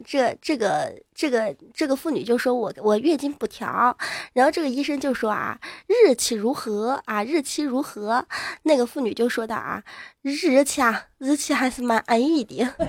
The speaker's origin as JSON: {"language": "Chinese", "town": "Enshi", "region": "Hubei", "country": "China", "tie": "born or raised there", "also_born_or_lived": "Zhejiang", "said": "我现在生长的地方，湖北恩施，这是我最熟悉的语言的一个城市"}